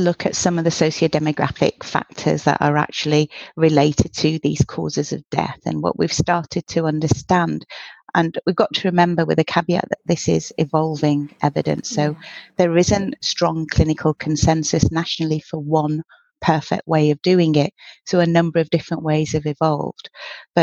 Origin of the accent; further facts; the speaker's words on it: Manchester, North West England, United Kingdom; I'm quite a proud Mancunian. I was born in Old Trafford